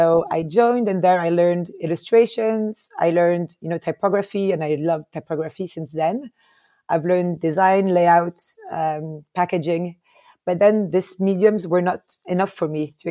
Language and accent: English; Paris, Île-de-France, France; moved away as an adult; also born or lived in Lebanon / Palestine / United States; now in Lisbon, Portugal; I grew up in Paris.